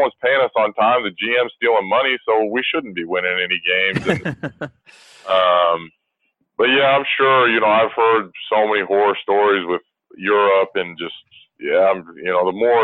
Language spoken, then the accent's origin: English; United States; as an American